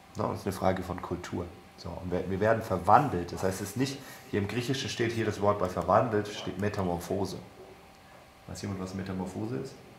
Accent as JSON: {"language": "German", "country": "Germany", "said": "wir als Deutsche"}